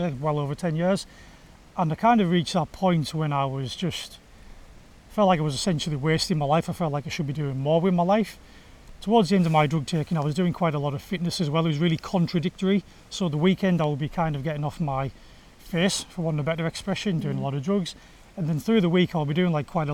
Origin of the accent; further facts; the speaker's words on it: Egremont, North West England, United Kingdom; I grew up in Egremont in West Cumbria